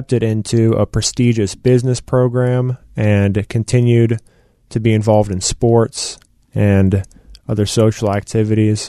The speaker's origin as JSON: {"language": "English", "town": "Marietta", "region": "Georgia", "country": "United States", "tie": "born or raised there", "said": "I was born in Marietta, Georgia, to two loving parents. Grew up with a younger sister and two younger brothers in the house"}